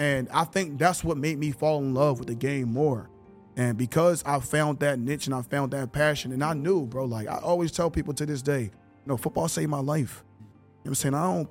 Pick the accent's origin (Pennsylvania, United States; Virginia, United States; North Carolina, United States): Pennsylvania, United States; Philadelphia; moved away as an adult; now in Canada; I'm a project kid. I'm born and raised in Philly